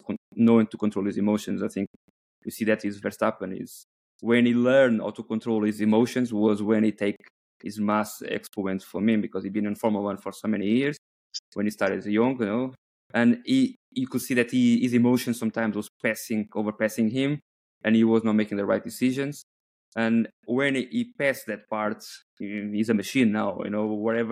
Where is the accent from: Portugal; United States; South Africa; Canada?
Portugal; Coimbra, Centro; I'm from Coimbra